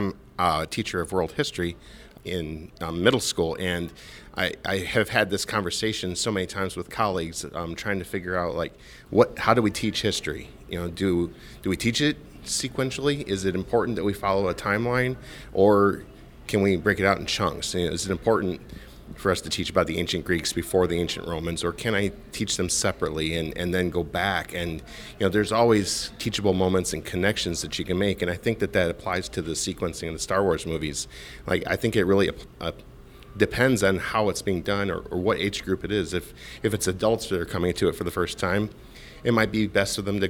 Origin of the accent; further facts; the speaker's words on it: Illinois, United States; I'm from Illinois.